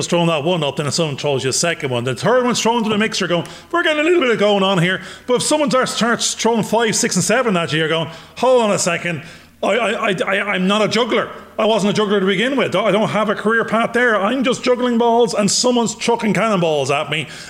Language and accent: English; Ireland; accent: Irish; my Irish accent